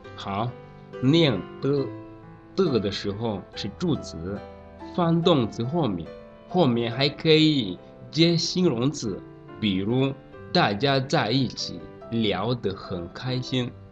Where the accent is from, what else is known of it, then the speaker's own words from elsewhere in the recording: Rwanda; Chinese is a second language; moved away; 我是来自卢瓦纳的